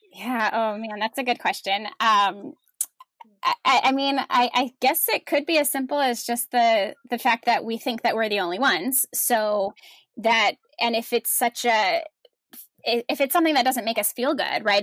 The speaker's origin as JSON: {"language": "English", "region": "New Jersey", "country": "United States", "tie": "born or raised there", "also_born_or_lived": "Washington, D.C.", "moved": "as an adult", "said": "I am a Jersey girl at heart. I grew up in New Jersey with my parents and three older brothers"}